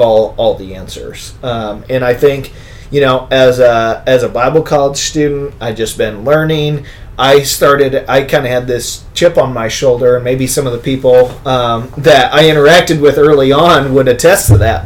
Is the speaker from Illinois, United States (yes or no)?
yes; Bloomington, Illinois, United States; moved away; I'm from Bloomington, Normal area